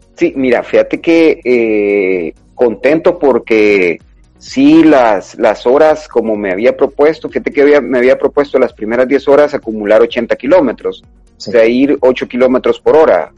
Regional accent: El Salvador; como salvadoreños

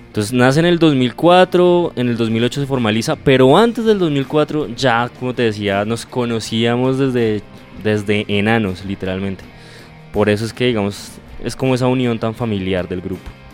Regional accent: Cajicá, Cundinamarca, Colombia; nosotros somos de Cajicá

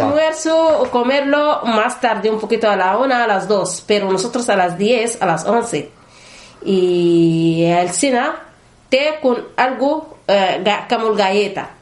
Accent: Northern Sudan, Sudan; Spanish is a second language; moved away as an adult; also born or lived in Khartoum, Sudan; now in Spain; soy de, de norte, norte de Sudán

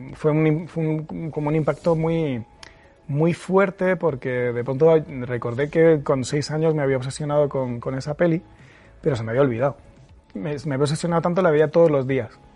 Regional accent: Murcia, Region of Murcia, Spain; yo eh, me crié en Murcia

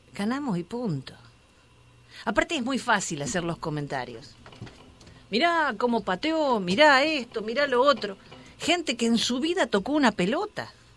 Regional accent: Argentina; moved away; lo que hacemos siempre en mi país

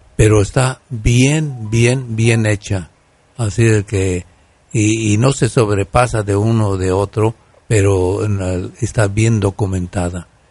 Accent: Guanajuato, Mexico; en mi tierra de Guanajuato

